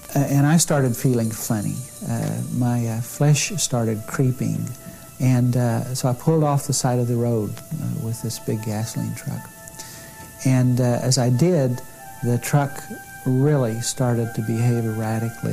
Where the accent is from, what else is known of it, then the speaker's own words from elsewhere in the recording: Cushing, Oklahoma, United States; even smaller than my hometown of Cushing